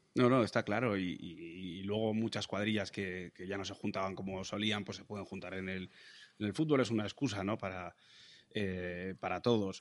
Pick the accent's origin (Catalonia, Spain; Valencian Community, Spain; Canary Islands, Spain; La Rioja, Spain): La Rioja, Spain; Logroño; moved away; Yo que me siento muy logroñés, me siento muy riojano